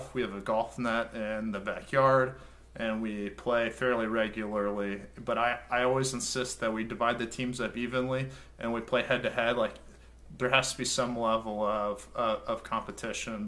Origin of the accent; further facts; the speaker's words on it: Oklahoma, United States; I'm from Oklahoma